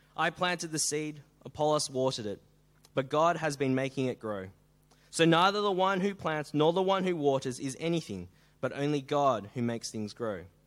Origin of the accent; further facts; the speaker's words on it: Melbourne, Victoria, Australia; now in Sydney, Australia; I come from Melbourne